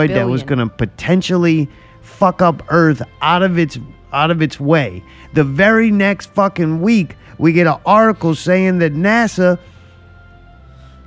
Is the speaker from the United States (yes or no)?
yes; United States; We're from America